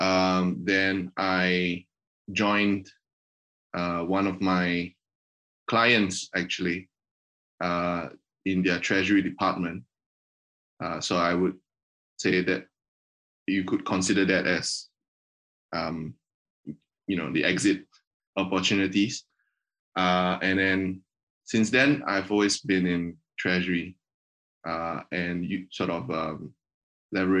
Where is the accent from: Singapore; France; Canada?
Singapore; moved away as an adult; also born or lived in United Kingdom; I grew up in Asia, specifically in Singapore.